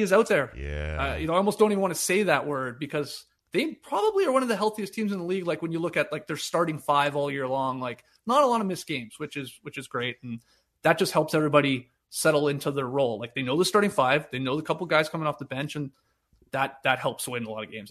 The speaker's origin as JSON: {"language": "English", "country": "Canada", "said": "despite being Canadian and going to school in Canada"}